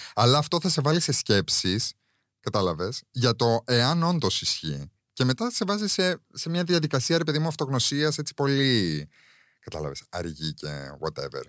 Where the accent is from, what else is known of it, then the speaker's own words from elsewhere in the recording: Cyprus; now in Greece; εγώ μεγάλωσα, δεν μεγάλωσα εδώ, δεν μεγάλωσα στην Ελλάδα. Οπότε και εγώ μερικέ φορέ αυτά τα, τα cultural references ε, δεν τα καταλαβαίνω. Γιατί στην Κύπρο η αλήθεια είναι ότι δεν φοβόμασταν.